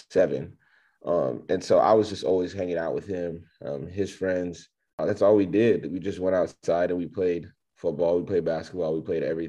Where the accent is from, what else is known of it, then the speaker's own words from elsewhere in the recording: Richmond, Texas, United States; I grew up in Richmond, Texas, which is on the outskirts of Houston